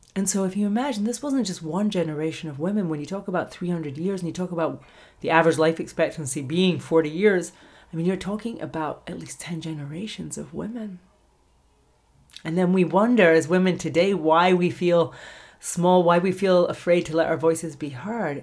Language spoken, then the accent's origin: English; Scotland, United Kingdom; moved away; I'm from Scotland originally